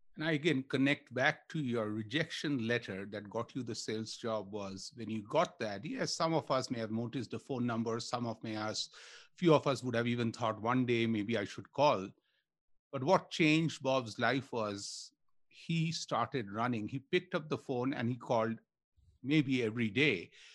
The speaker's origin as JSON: {"language": "English", "country": "India", "tie": "born or raised there", "moved": "yes", "said": "I grew up in India"}